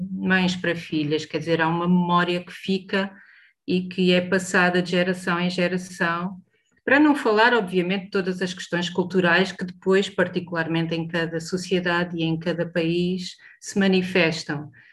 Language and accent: Portuguese; Portugal; Como portuguesas e como europeias